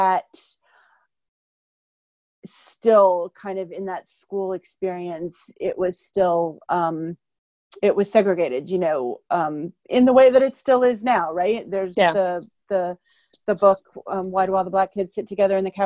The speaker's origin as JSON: {"language": "English", "town": "Columbus", "region": "Ohio", "country": "United States", "tie": "born or raised there", "said": "I grew up in Columbus, Ohio"}